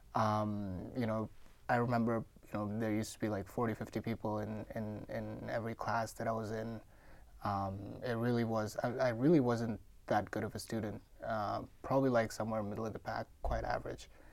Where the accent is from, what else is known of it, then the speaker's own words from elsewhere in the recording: Mumbai, Maharashtra, India; moved away; I'm born and raised in India.